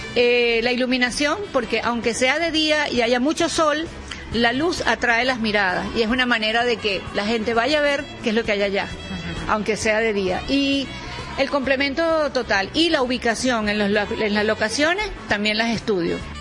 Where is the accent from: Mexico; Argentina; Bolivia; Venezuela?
Venezuela; moved away as an adult; now in Madrid, Spain; los que estamos sufriendo las consecuencias somos los propios venezolanos.